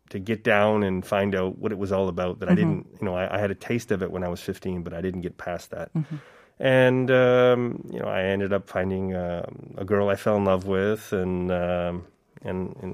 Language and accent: English; Lake Erie, Ontario, Canada; also born or lived in Korea; now in South Korea; I grew up on the Great Lakes in Canada, mm-hmm. uh, Lake Erie